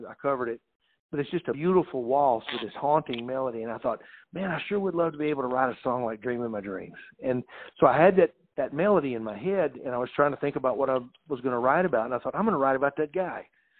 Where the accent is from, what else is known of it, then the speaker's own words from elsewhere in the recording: Texas, United States; And my brother, I had our guys, we came up from Texas, you know.